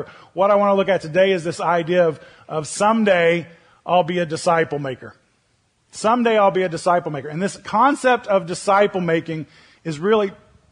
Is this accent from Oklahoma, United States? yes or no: yes; Oklahoma, United States; moved away; Now I'm from Oklahoma. And so that's where I grew up